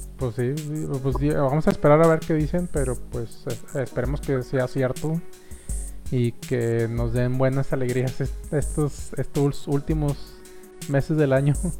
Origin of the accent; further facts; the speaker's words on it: Monterrey, Nuevo León, Mexico; seamos regios